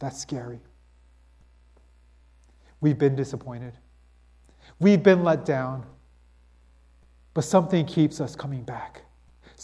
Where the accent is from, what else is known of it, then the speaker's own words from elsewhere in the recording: United States; being this American individualistic type of person